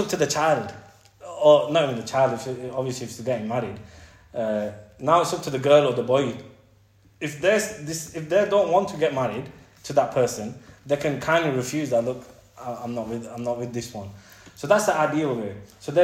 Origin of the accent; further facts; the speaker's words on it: England, United Kingdom; we're British, end of the day, we're British, and we've been brought up in England.